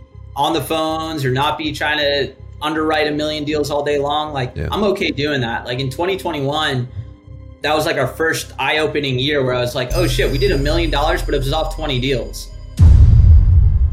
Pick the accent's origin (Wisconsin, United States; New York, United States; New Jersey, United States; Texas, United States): New Jersey, United States; Freehold; moved away as an adult; now in Arizona, United States; I grew up in Freehold